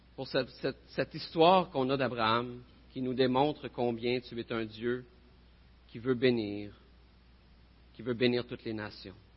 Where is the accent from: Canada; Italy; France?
Canada; Repentigny, Quebec; je viens de Repentigny.